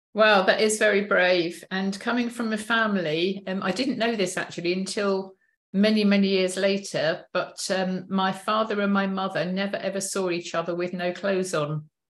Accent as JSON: {"language": "English", "town": "Chesterfield", "region": "East Midlands", "country": "United Kingdom", "tie": "born or raised there", "said": "I was born in Chesterfield, which is kind of middle middle upper um, area"}